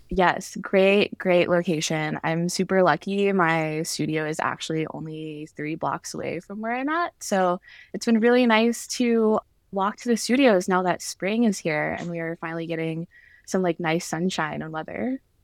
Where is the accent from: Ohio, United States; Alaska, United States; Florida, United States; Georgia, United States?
Georgia, United States; Atlanta; moved away; I am originally from Georgia, uh, grew up there, was raised there